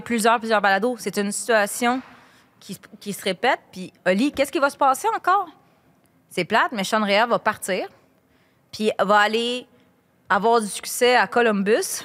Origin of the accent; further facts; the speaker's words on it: Quebec, Canada; en tant que bonne Québécoise qui joue au soccer